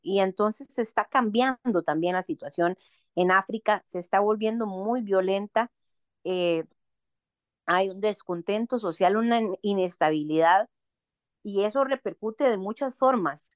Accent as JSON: {"language": "Spanish", "country": "Costa Rica", "said": "nosotros como costarricenses"}